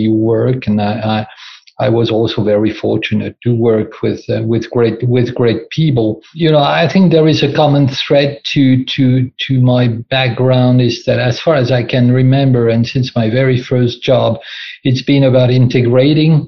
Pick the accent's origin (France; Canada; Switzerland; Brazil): France; moved away as an adult; also born or lived in Rotterdam, Netherlands; now in Netherlands; I'm originally from France